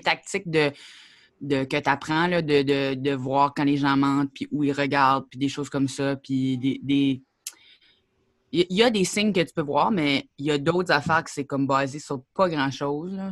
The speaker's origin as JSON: {"language": "French", "town": "Grand Falls", "region": "New Brunswick", "country": "Canada", "tie": "born or raised there", "also_born_or_lived": "Perth-Andover, New Brunswick", "said": "moi, je suis née à Perth Andover, que pas grand monde connaît ça. C'est sur le bord de la frontière des États-Unis."}